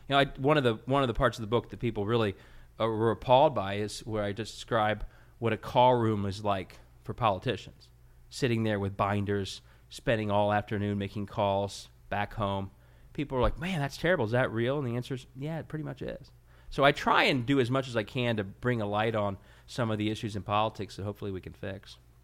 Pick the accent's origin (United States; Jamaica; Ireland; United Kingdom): United States; Cincinnati, Ohio; I was from Cincinnati